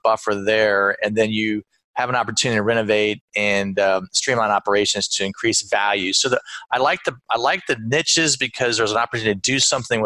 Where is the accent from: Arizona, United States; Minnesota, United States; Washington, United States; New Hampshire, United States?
Arizona, United States; Phoenix; moved away as an adult; also born or lived in Los Angeles / New Jersey / North Carolina; now in Austin, United States; I was from Phoenix